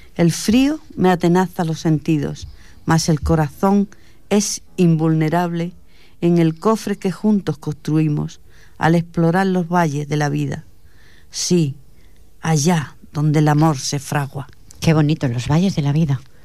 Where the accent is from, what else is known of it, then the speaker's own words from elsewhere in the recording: Fuente del Arco, Extremadura, Spain; moved away; allí de donde yo soy, en Extremadura la Baja, en Fuente del Arco